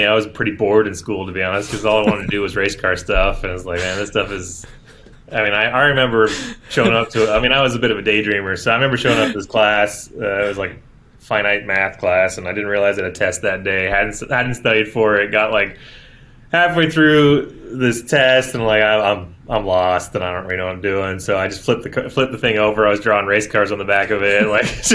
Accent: Toronto, Ontario, Canada; I grew up in Toronto, in the beaches.

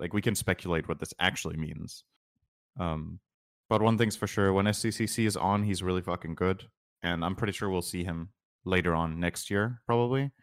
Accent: Denmark; I'm from Denmark.

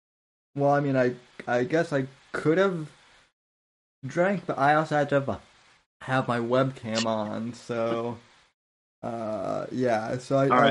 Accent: United States; because I'm an American

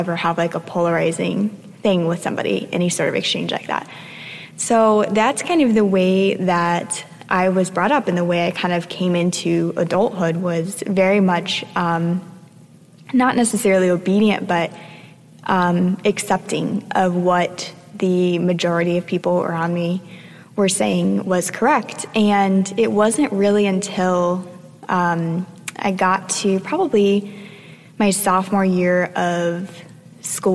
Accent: South Florida, United States; I grew up in South Florida

